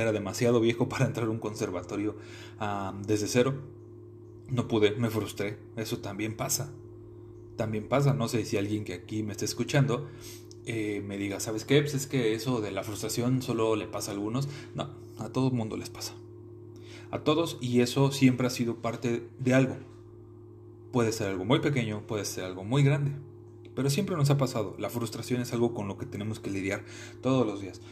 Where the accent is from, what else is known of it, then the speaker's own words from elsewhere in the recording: Mexico City, Mexico; moved away as an adult; now in Querétaro, Mexico; Yo soy originario de la Ciudad de México. Eh, nací un 6 de marzo de 1995 en la delegación Gustavo Madero